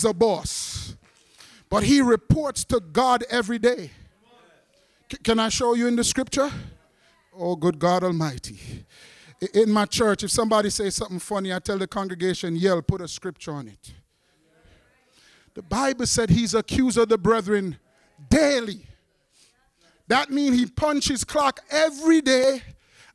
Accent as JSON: {"language": "English", "town": "New York City", "region": "New York", "country": "United States", "tie": "born or raised there", "also_born_or_lived": "Jamaica", "said": "I was raised up when I came from Jamaica, West Indies, in the hardcore part of Brooklyn"}